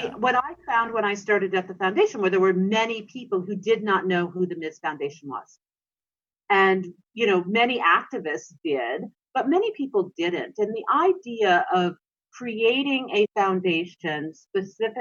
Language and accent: English; North Dakota, United States; I was raised in North Dakota